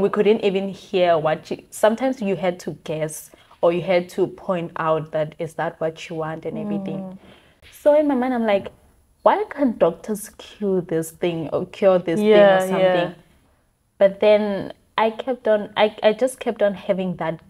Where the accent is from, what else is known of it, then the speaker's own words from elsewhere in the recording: Giyani, Limpopo, South Africa; moved away; also born or lived in Cape Town, South Africa; So I'm from Limpopo in a town called